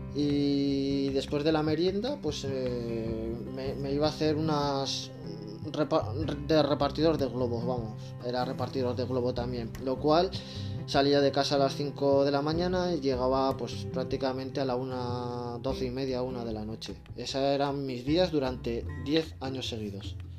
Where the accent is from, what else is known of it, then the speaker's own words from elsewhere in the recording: Zaragoza, Aragon, Spain; moved away as an adult; also born or lived in Barcelona; llegué dificultosamente a Zaragoza de nuevo, a mi ciudad natal.